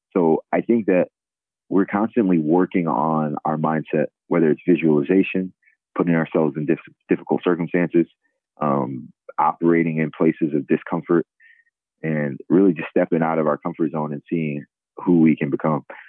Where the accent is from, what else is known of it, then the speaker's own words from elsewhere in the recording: Sicklerville, New Jersey, United States; moved away as an adult; also born or lived in Lincoln, Nebraska; now in Philadelphia, United States; I'm from South Jersey originally. I grew up in a small town, Sicklerville, New Jersey, about 25 miles outside of Philadelphia.